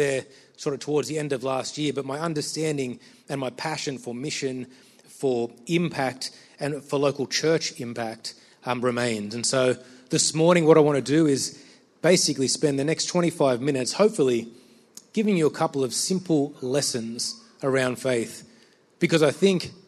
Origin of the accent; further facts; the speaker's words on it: Sydney, New South Wales, Australia; I'm from Sydney